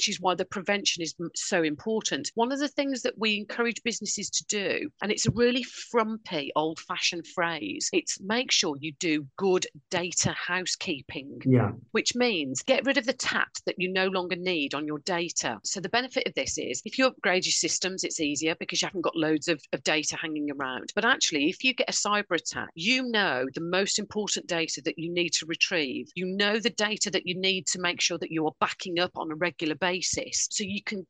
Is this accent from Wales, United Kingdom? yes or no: no; Birmingham, West Midlands, United Kingdom; accent: Brummie; my Brummie accent